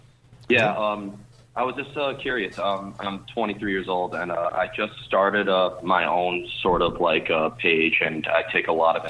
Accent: New York City, New York, United States; from New York City.

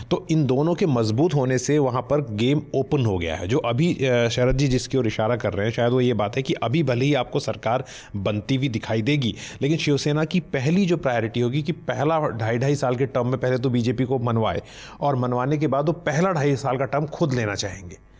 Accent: Uttarakhand, India; मैं खुद उत्तराखंड से आता हूँ

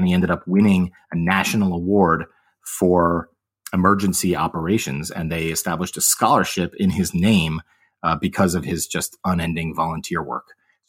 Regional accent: Connecticut, United States; I am originally from Connecticut. My family traces its roots through New York.

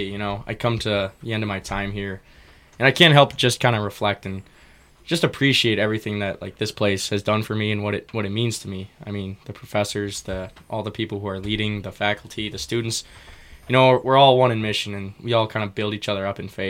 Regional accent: West Bend, Wisconsin, United States; also born or lived in Texas / Columbus, Ohio; And then in my fifth grade year, we moved to West Bend, Wisconsin. I've been there ever since.

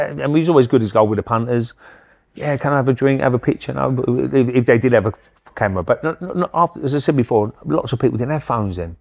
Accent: Romford, London, United Kingdom; I come from Romford

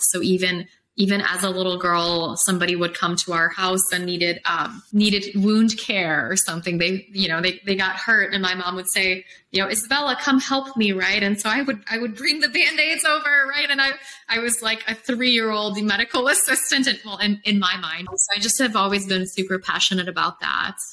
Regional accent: Poland; also born or lived in Chicago, United States / Los Angeles, United States / Phoenix, United States / Colorado, United States; now in Austin, United States; I'm from Poland originally, and then I came to Chicago, which is like Poland 2.0

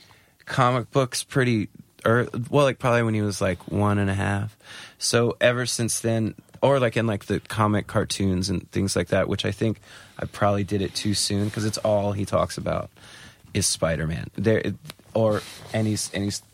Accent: about an hour north of Charlotte, North Carolina, United States; now in Charlotte, United States; I'm from about an hour north from there

